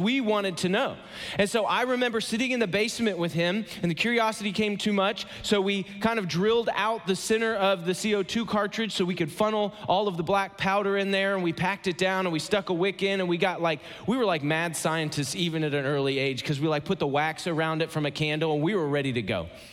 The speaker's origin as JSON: {"language": "English", "region": "Ohio", "country": "United States", "tie": "born or raised there", "moved": "as an adult", "lives_now": "Atlanta, United States", "said": "I live in Atlanta, Georgia. I am so glad to be back in the Midwest. I'm, I'm from Ohio originally."}